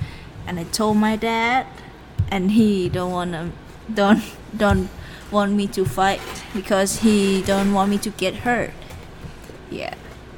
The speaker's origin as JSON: {"language": "English", "region": "Bangkok", "country": "Thailand", "tie": "born or raised there", "second_language": "English", "said": "I grew up in Bangkok."}